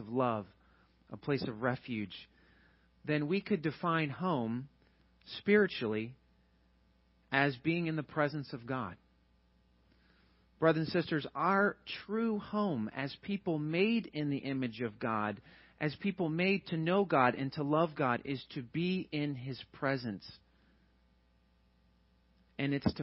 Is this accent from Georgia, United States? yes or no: yes; Georgia, United States; moved away as an adult; also born or lived in Chattanooga, Tennessee / St. Louis, Missouri; now in Teaneck, United States; I'm from Georgia.